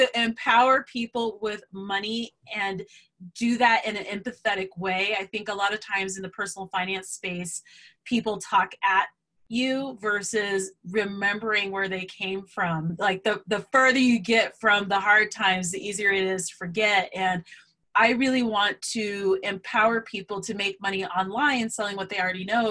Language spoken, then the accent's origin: English; Colorado, United States; I'm from Colorado